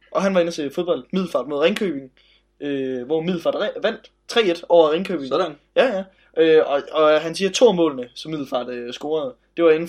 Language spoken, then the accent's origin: Danish; Nairobi, Kenya; men jeg kommer selv fra Nairobi